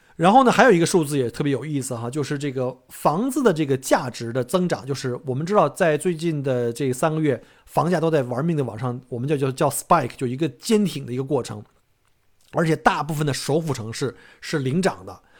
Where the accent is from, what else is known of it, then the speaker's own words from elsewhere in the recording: China; now in Australia; 我们中国人